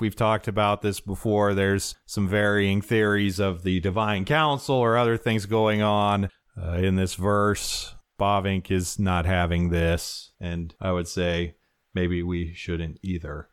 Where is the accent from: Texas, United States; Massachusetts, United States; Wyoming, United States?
Wyoming, United States; I'm from Wyoming and can't put hard ending consonants on anything